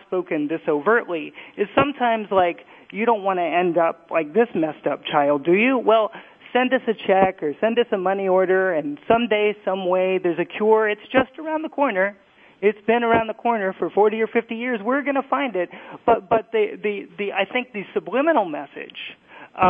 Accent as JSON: {"language": "English", "town": "Indianapolis", "region": "Indiana", "country": "United States", "tie": "born or raised there", "moved": "yes", "lives_now": "New York, United States", "said": "I grew up in Indianapolis, Indiana."}